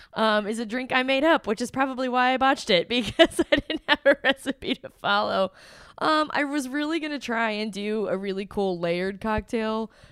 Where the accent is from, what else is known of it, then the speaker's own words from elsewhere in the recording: Cincinnati, Ohio, United States; I'm from Cincinnati and I never get to do anything cool